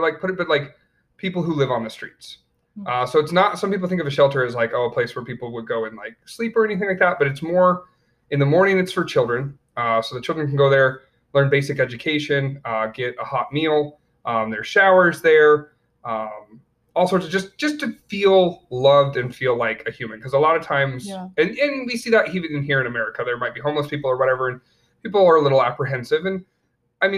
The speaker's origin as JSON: {"language": "English", "region": "upstate New York", "country": "United States", "tie": "born or raised there", "also_born_or_lived": "Colorado / Tennessee / Romania / Florida"}